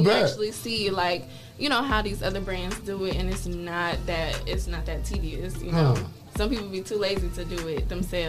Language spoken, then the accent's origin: English; Detroit, Michigan, United States; also born or lived in Bowling Green, Ohio; So, I grew up in Detroit.